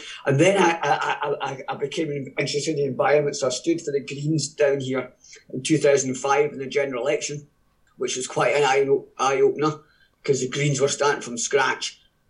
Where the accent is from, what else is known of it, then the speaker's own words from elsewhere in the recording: Lancashire, North West England, United Kingdom; now in Scotland; coming originally from Lancashire